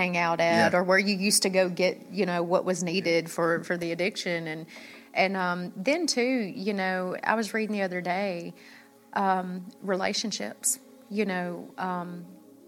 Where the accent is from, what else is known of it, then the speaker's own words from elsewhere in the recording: Memphis, Tennessee, United States; accent: Southern; moved away; we're from Memphis